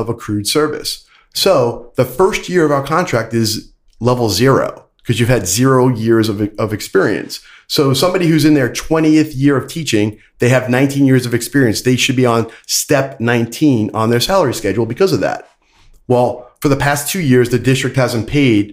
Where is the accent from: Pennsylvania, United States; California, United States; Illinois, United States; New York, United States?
New York, United States; Brooklyn; now in Hillsborough County, Florida, United States; growing up in Brooklyn, I was a union family.